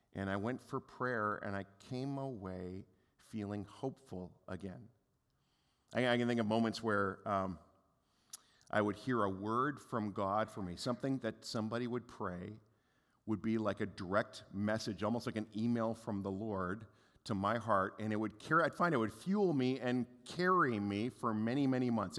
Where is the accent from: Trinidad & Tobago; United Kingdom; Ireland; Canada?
Canada; we're Canadian